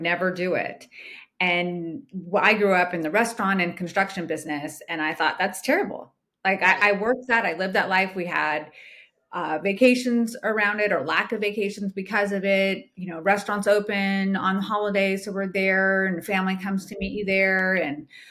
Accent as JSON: {"language": "English", "region": "California", "country": "United States", "tie": "born or raised there", "also_born_or_lived": "Georgia", "moved": "as an adult", "said": "I'm originally from California, but I was living in Georgia at the time. So I was living in Georgia. I stayed for a year and then I moved back to my hometown in California"}